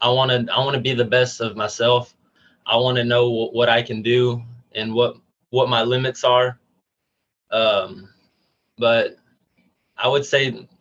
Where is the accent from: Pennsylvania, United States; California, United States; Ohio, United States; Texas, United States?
Texas, United States; Union Grove; I'm from Union Grove, Texas, which is 10 minutes south of Gilmer, Texas